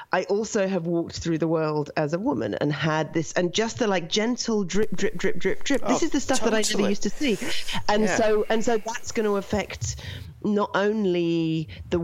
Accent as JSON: {"language": "English", "region": "London", "country": "United Kingdom", "tie": "born or raised there", "moved": "yes", "lives_now": "Canada", "said": "I was born in London"}